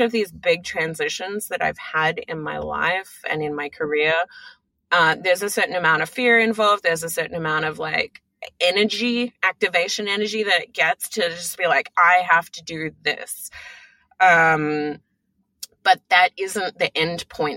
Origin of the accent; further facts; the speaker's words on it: Australia; now in United States; I'm Australian, but, you know, born and raised in Australia